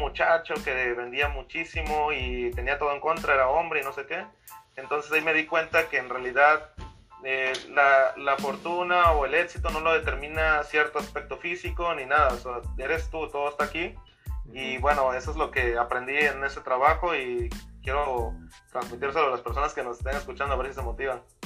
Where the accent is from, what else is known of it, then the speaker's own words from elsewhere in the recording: Veracruz, Mexico; moved away as an adult; also born or lived in California; now in Las Vegas, United States; yo soy de México, soy de Veracruz